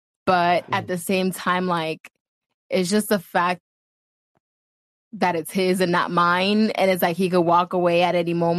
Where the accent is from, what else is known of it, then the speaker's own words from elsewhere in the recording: California, United States; Yes, I'm from California.